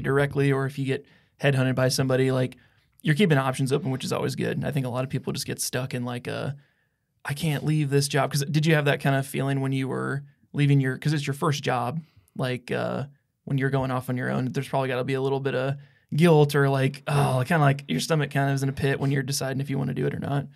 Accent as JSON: {"language": "English", "town": "Houghton", "region": "Iowa", "country": "United States", "tie": "born or raised there", "also_born_or_lived": "West Point, Iowa", "said": "we're from West Point, well, Houghton"}